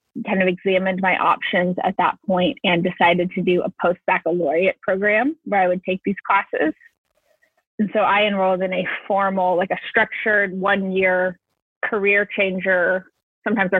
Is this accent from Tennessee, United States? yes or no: no; Florida, United States; I am from Florida